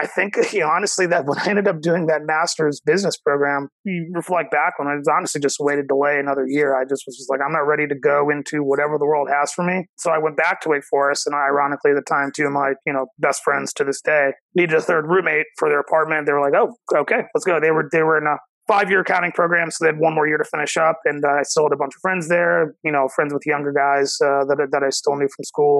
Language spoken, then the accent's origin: English; Cincinnati, Ohio, United States; I'm born and raised in Cincinnati